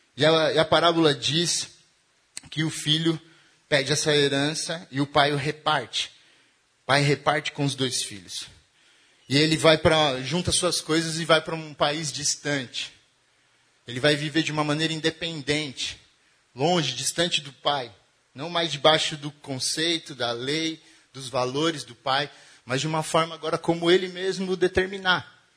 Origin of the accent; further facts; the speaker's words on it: Diadema, São Paulo, Brazil; E eu venho de Diadema, né? De um rolê mais quebrada